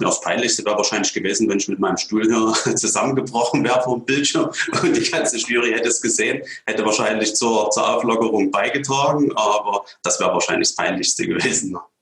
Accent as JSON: {"language": "German", "town": "Radebeul", "region": "Saxony", "country": "Germany", "tie": "born or raised there", "said": "Ich stamme selber aus Radebeul, also habe meine ganze Jugendzeit in Radebeul verbracht, bin noch nie weggezogen."}